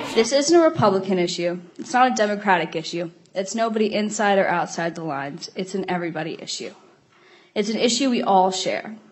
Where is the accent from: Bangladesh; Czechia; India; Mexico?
Bangladesh; now in Minnesota, United States; I was born in Bangladesh